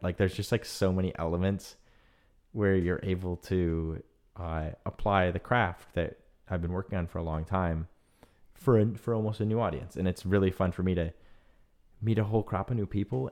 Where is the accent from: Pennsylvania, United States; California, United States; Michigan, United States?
Michigan, United States; now in San Francisco, United States; growing up in Michigan